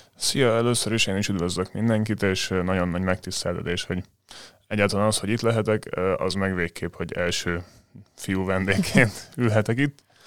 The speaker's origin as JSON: {"language": "Hungarian", "town": "Dunaújváros", "region": "Fejér", "country": "Hungary", "said": "Dunaújvárosban, ahonnan én származom"}